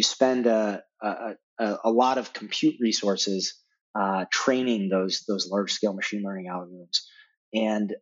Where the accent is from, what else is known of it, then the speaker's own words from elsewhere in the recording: Denver, Colorado, United States; Growing up in Denver was great.